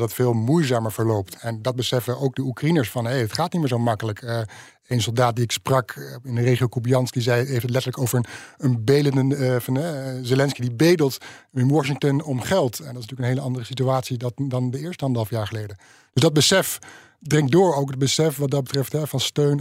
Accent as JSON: {"language": "Dutch", "country": "Netherlands", "said": "dan vragen ze waar kom je vandaan? Dan zeg je Nederland"}